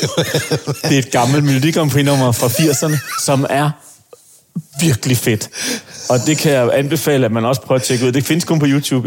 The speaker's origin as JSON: {"language": "Danish", "town": "Aarhus", "region": "Central Denmark Region", "country": "Denmark", "said": "jeg er jo fra Aarhus af"}